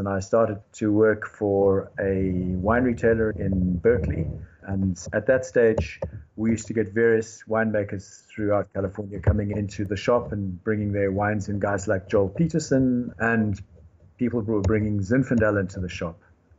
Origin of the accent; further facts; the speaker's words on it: South Africa; moved away; also born or lived in United Kingdom / United States; I am South African